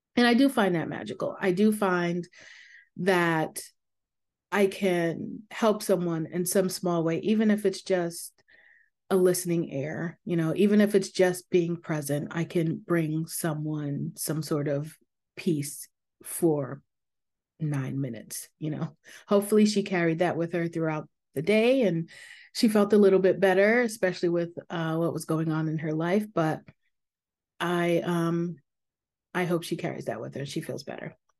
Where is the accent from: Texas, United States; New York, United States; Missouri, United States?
New York, United States; moved away; I am from New York